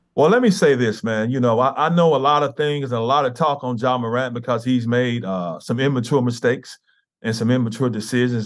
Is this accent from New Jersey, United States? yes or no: no; Memphis, Tennessee, United States; I grew up here in Memphis, in, in the inner, inner city.